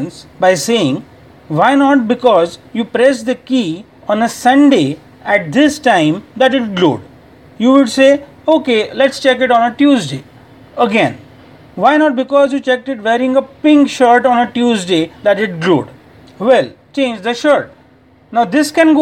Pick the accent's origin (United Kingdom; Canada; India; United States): India; from India